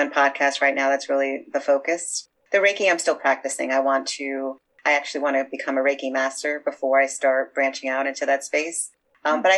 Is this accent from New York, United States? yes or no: yes; New York City, New York, United States; I grew up in Brooklyn